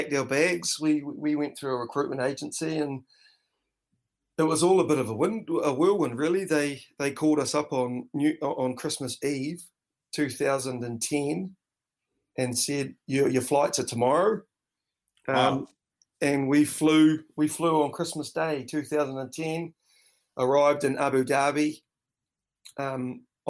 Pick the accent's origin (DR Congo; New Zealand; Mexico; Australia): New Zealand; also born or lived in North Island, New Zealand / Dunedin, New Zealand; being brought up a Kiwi kid